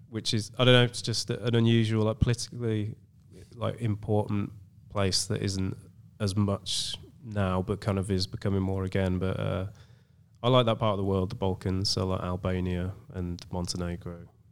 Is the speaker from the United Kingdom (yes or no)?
yes; England, United Kingdom; some English white guy